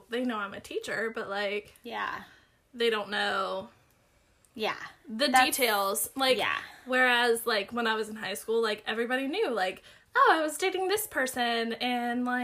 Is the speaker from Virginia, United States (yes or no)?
yes; Nelson County, Virginia, United States; moved away as an adult; I'm from Nelson County